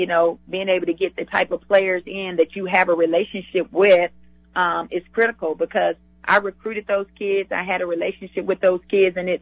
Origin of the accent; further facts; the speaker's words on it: the South, United States; I'm a Southerner